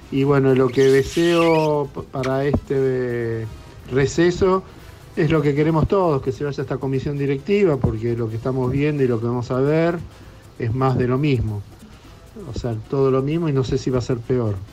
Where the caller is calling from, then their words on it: Caballito, Buenos Aires, Argentina; Buenas tardes … de Caballito.